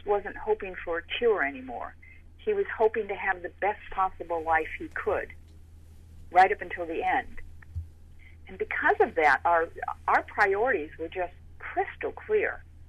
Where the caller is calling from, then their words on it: Connecticut, United States; I'm calling from Connecticut.